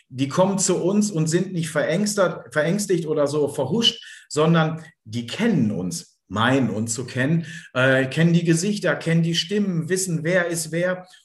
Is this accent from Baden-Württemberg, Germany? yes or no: no; Bielefeld, North Rhine-Westphalia, Germany; ich bin halt ein Bielefelder Kind